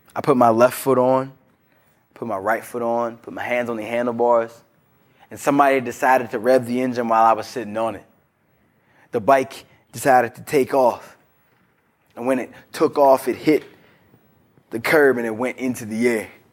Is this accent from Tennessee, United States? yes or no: no; Virginia, United States; I'm from Broad Knacks, Virginia